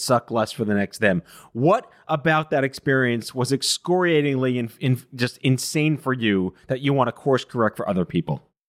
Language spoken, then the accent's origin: English; New York City, New York, United States; it was the first time I heard a flat A ever growing up in New York City